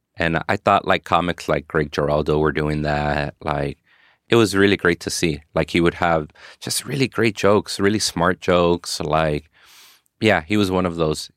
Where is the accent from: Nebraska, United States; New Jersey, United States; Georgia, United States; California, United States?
California, United States; Inglewood; also born or lived in South Central Los Angeles; I grew up in Inglewood, and then as an adult, I lived in South Central Los Angeles